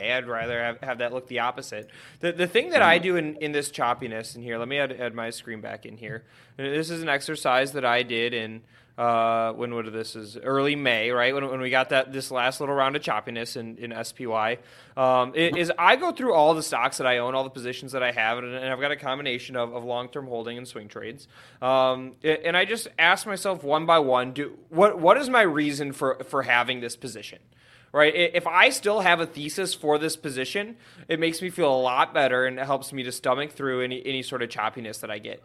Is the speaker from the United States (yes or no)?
yes; Michigan, United States; In my home state, our home state of Michigan here, where Benzinga HQ is